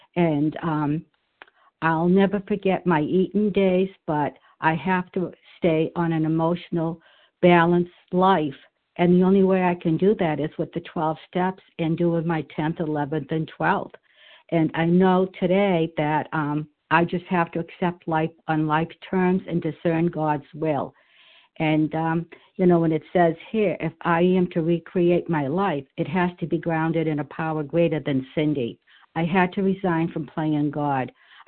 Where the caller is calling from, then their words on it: New Hampshire, United States; I'm calling from New Hampshire.